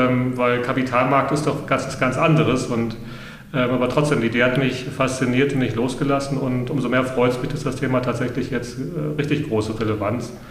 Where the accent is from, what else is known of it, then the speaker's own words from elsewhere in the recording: Hesse, Germany; Ich bin, da muss ich mich outen, Landei. Ich bin auf dem Land groß geworden in Mittelhessen und äh, wir haben direkt an der Natur gelebt und damit auch mit der Natur.